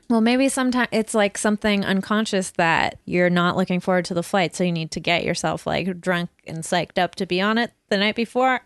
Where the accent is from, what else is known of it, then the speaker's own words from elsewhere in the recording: Burnaby, British Columbia, Canada; growing up in North Burnaby